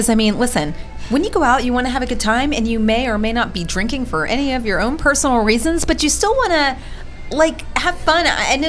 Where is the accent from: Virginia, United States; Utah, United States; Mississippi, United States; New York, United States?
Virginia, United States; Loudoun County; I am actually from Loudoun County